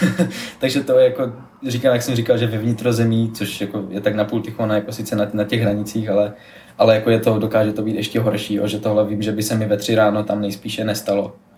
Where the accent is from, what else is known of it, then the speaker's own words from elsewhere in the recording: Ostrava, Moravian-Silesian Region, Czechia; jako jsem z Ostravy